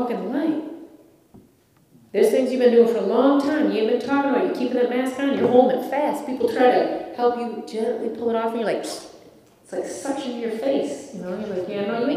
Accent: Ireland; I'm Irish

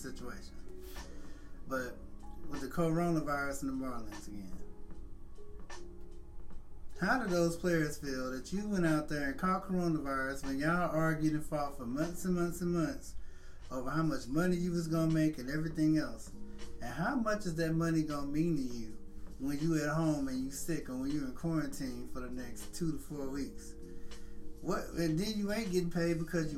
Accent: St. Louis, Missouri, United States; born and raised in St. Louis

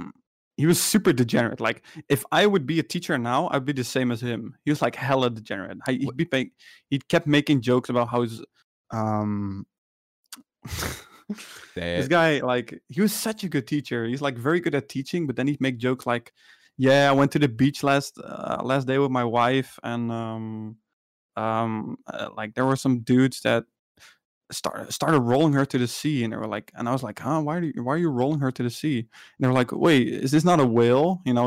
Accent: Netherlands; Well, it's kind of different because I'm from the Netherlands, but I think the education I was doing after high school was in America.

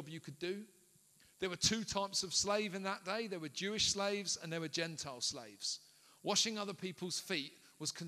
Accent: London, United Kingdom; I grew up in South London, in inner London, right? A place called Peckham

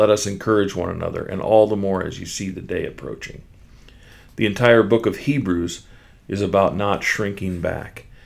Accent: Kansas City, Missouri, United States; in the International House of Prayer in my hometown of Kansas City.

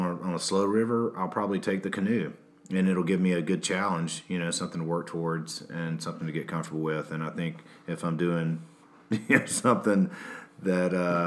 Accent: Alabama, United States; I'm from Alabama

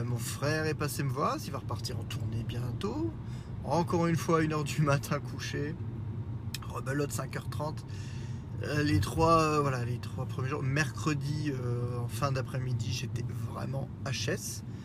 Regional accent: Lorraine, Grand Est, France; accent: Lorrain; mon accent lorrain

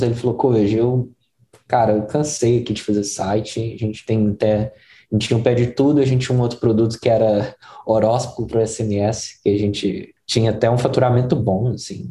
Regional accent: Belo Horizonte, Minas Gerais, Brazil; first language Portuguese; moved away as an adult; now in United States; Eu, eu cresci em Belo Horizonte, ali no bairro que chama Jardim Montanhês, que é a periferia de Belo Horizonte

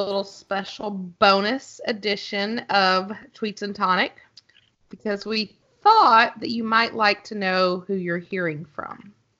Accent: Arkansas, United States; moved away as an adult; also born or lived in Washington, D.C. / Minnesota / North Carolina; Okay, so I'm from Arkansas, hence the accent.

